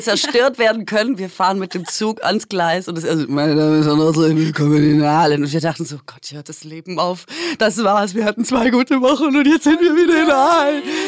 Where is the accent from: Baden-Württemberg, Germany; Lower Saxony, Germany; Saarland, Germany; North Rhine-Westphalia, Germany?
Baden-Württemberg, Germany; Aalen; moved away; da, wo ich herkomme, und das habe ich auch beim Pierre vorgemacht, ist äh, ja Aalen